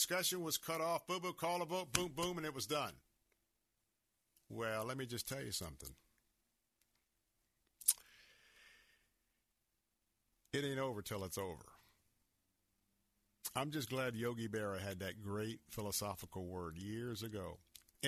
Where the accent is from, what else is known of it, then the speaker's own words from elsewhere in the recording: Tampa, Florida, United States; also born or lived in Montana; I'm from Tampa, Florida